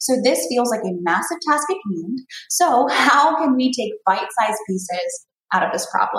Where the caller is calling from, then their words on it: California, United States; I'm calling from California.